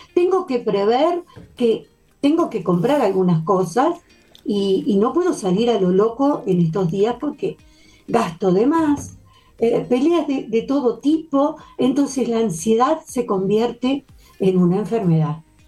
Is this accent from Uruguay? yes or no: yes; Uruguay; como todo uruguayo